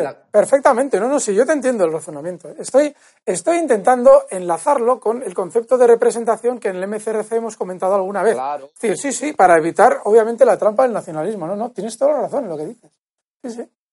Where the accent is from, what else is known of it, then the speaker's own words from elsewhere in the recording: Bilbao, Basque Country, Spain; moved away as an adult; now in Madrid, Spain; yo soy de, eh, yo soy de Bilbao y vivo en un barrio muy, muy casta de Bilbao. Bueno, vivo, he vivido, eh, desde pequeño en un barrio muy casta, ahora vivo más en Madrid